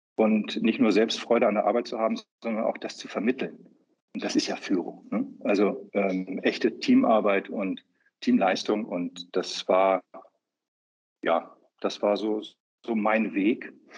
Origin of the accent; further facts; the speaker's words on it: Hamburg, Germany; also born or lived in Upper Austria / Vienna; now in Austria; ich als gebürtiger Hamburger jetzt in Wien sitze